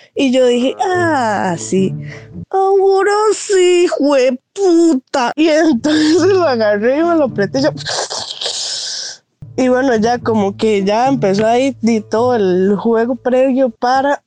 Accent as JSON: {"language": "Spanish", "region": "Heredia", "country": "Costa Rica", "said": "yo soy de Heredia"}